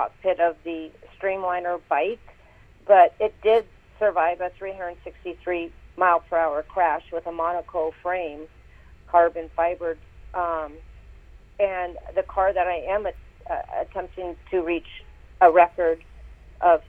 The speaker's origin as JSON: {"language": "English", "town": "Tacoma", "region": "Washington", "country": "United States", "tie": "born or raised there", "moved": "yes", "said": "my hometown in, you know, Tacoma, Washington"}